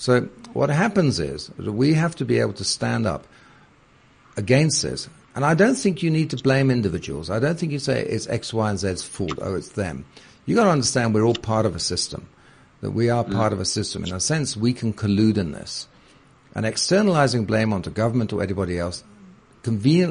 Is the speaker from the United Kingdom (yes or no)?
yes; United Kingdom; moved away as an adult; now in South Africa; as you can tell from my voice, I'm British originally